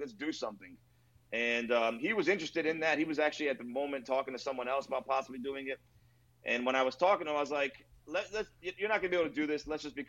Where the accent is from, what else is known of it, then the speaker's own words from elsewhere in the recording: Hialeah, Florida, United States; nobody goes to La Cocina in Hialeah and does not think that I wasn't born and raised in Hialeah. I am.